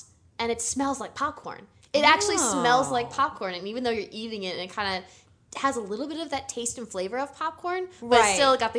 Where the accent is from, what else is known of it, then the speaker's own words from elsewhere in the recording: East Coast, United States; Here's the thing. I grew up in the East Coast. McDonald's was really kind of the only place that you would go a lot.